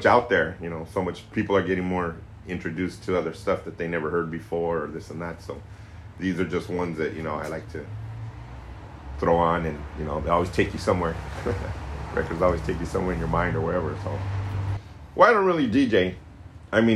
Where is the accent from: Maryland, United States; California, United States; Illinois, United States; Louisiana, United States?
California, United States; Corona; moved away as an adult; now in San Francisco, United States; I'm originally from Corona, down in Southern California, but I've been up in San Francisco for about 30 years now